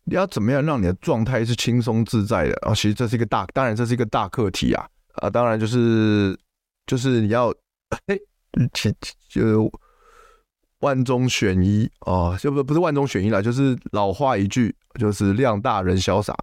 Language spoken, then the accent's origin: Chinese; Taipei, Taiwan; 因为我是住台，我是台北人嘛